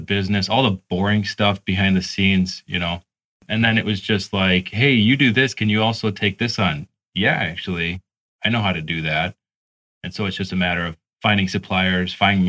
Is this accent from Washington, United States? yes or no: no; Illinois, United States; moved away; I grew up in Illinois